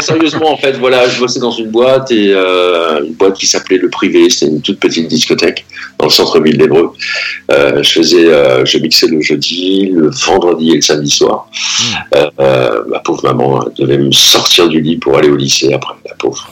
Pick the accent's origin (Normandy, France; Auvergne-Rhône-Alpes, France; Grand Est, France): Normandy, France; Pacy-sur-Eure; je suis né à Passy, j'ai grandi à Passy-sur-Eure